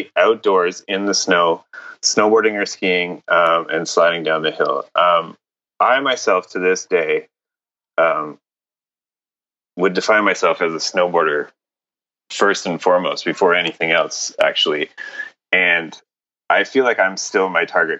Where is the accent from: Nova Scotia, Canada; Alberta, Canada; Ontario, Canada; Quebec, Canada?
Quebec, Canada; Montreal; I grew up in Montreal in Canada